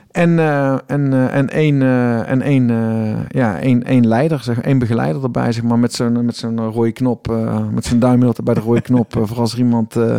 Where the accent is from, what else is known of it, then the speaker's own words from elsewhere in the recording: Tilburg, North Brabant, Netherlands; ik kom uit Tilburg, ik woon in Tilburg.